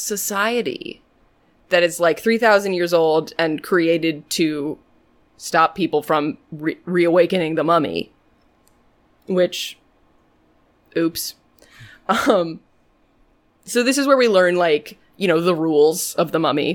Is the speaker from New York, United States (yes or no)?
no; Boston, Massachusetts, United States; my culture as a Bostonian